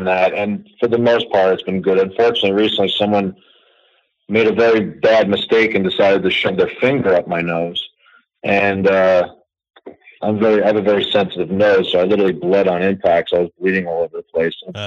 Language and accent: English; New York City, New York, United States; born and raised in New York, not a transplant